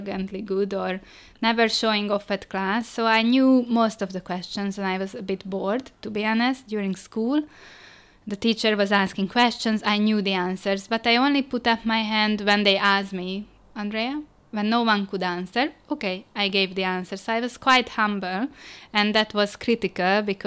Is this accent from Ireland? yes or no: no; Budapest, Hungary; English is a second language; moved away as an adult; also born or lived in China; we grew up in Budapest